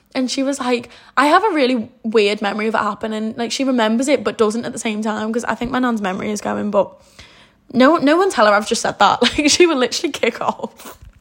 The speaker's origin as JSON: {"language": "English", "area": "the Wirral", "region": "North West England", "country": "United Kingdom", "said": "I'm from the Wirral"}